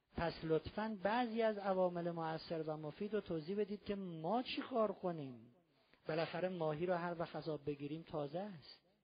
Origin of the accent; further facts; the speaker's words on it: Iran; ما ایرانی هستیم توی ایران زندگی میکنیم